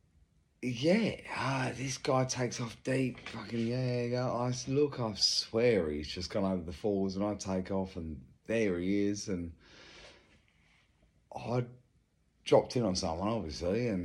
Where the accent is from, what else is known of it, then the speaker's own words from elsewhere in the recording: England, United Kingdom; moved away as an adult; now in Australia; I'm English. I moved here, 20 years ago.